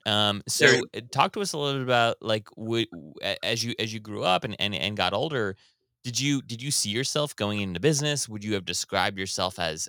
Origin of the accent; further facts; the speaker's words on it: Kailua, Hawaii, United States; now in Washington, D.C., United States; I was born and raised in Kailua